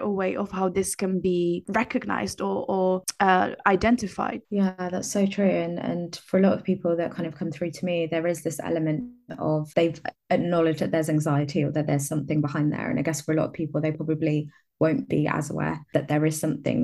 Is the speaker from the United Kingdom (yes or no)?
yes; London, United Kingdom; moved away as an adult; now in Exeter, United Kingdom; I grew up in London and I recently moved to the southwest. I live in Exeter in Devon now